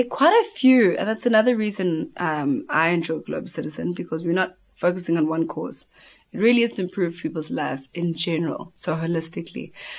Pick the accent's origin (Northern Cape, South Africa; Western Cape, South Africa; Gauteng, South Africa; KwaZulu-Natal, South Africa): KwaZulu-Natal, South Africa; Durban; Because when I'm growing up in Durban North, I have a normal toilet.